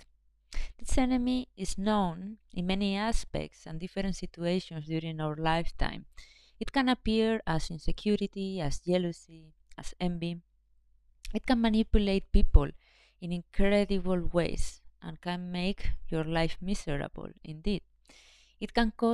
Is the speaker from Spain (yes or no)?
yes; Spain; I was born in Spain, which is a quite patriarchal country